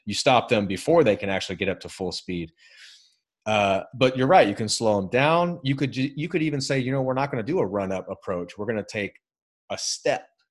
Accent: United States; I'm American

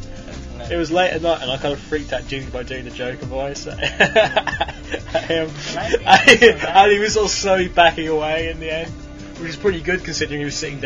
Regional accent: England, United Kingdom; I'm English

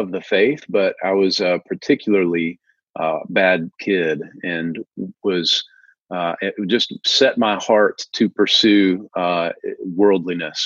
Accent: Tupelo, Mississippi, United States; also born or lived in New Albany, Mississippi; I was born in Tupelo, Mississippi. Elvis Presley is another Tupelo son. Been here most all of my life.

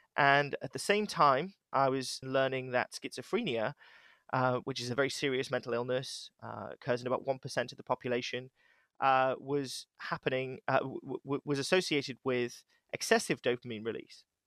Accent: United Kingdom; now in Cheshire, United States; I'm British

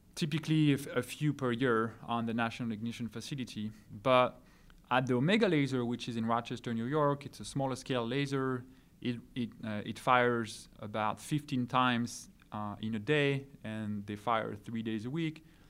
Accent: France; now in California, United States; I'm from France originally

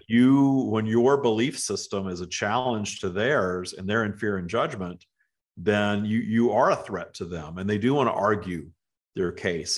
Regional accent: the South, United States; moved away; growing up in the South in the United States

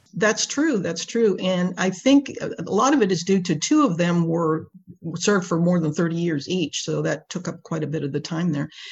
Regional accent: Space Coast, Florida, United States; also born or lived in Washington, D.C. / North Carolina; I grew up here on the Space Coast uh, with the space program.

